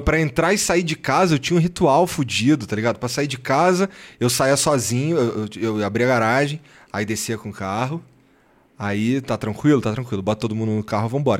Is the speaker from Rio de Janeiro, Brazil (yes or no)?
yes; Rio de Janeiro, Brazil; eu sou carioca